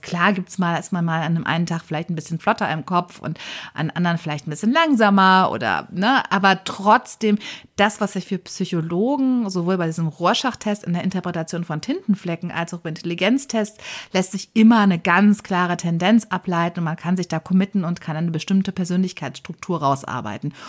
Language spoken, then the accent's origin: German; Germany; bei uns in Deutschland